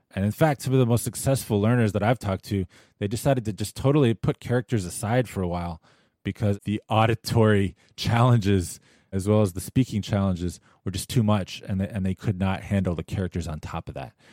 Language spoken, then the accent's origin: English; United States